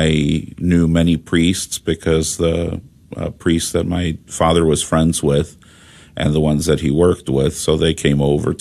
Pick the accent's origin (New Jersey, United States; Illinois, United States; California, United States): Illinois, United States; Chicago; I grew up in Chicago